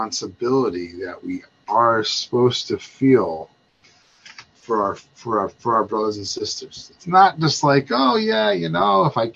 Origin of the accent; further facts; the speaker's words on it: Baltimore, Maryland, United States; I'm from Baltimore